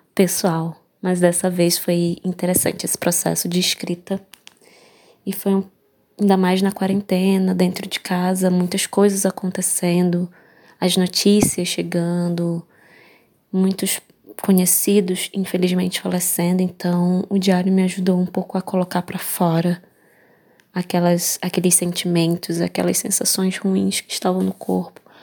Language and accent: Portuguese; Manaus, Amazonas, Brazil; sou de Manaus, Amazonas